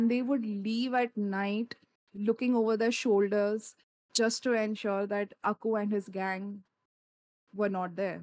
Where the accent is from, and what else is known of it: India